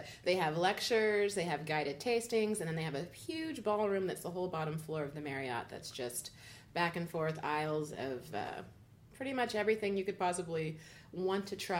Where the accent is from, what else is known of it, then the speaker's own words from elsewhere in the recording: San Antonio, Texas, United States; also born or lived in Germany / Japan / England; I'm a military brat, so I actually grew up in Germany, Japan, England, and San Antonio.